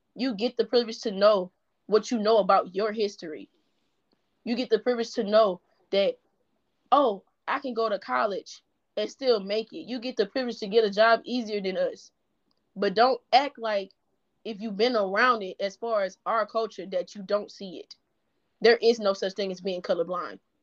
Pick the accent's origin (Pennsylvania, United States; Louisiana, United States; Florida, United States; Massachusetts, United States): Louisiana, United States; Baton Rouge; I'm from the South. I'm from Baton Rouge, Louisiana